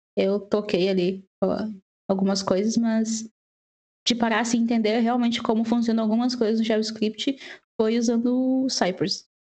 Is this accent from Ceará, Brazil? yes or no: no; Porto Alegre, Rio Grande do Sul, Brazil; moved away as an adult; now in Ireland; eu sou da Porto Alegre